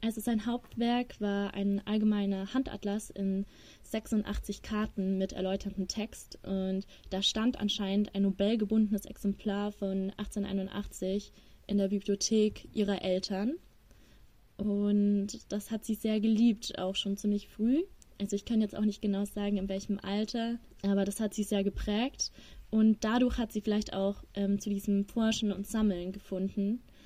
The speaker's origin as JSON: {"language": "German", "town": "Ingolstadt", "region": "Bavaria", "country": "Germany", "moved": "as an adult", "lives_now": "Regensburg, Germany", "said": "ich komme aus Ingolstadt"}